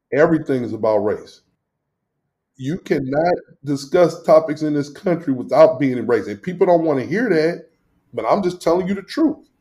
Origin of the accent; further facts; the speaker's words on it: St. Louis, Missouri, United States; accent: country; now in Rochester, United States; when I grew up in Northside St. Louis